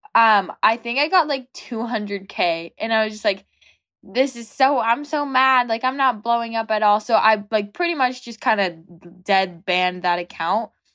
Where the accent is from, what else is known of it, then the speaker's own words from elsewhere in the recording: an hour outside of Los Angeles, California, United States; I'm from California, about, like, an hour outside of Los Angeles